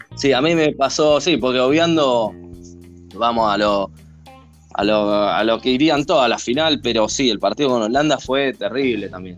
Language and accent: Spanish; Argentina